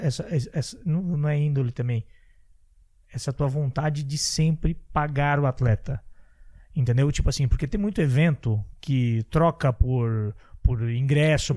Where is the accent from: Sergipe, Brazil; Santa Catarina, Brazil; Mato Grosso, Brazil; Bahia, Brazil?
Santa Catarina, Brazil; sou de Santa Catarina